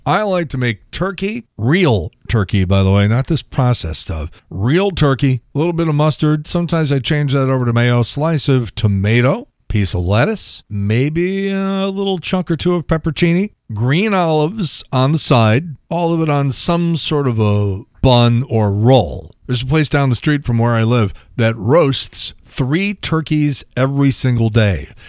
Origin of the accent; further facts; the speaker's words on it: Chicago, Illinois, United States; I'm from Chicago, we don't put ketchup on hot dogs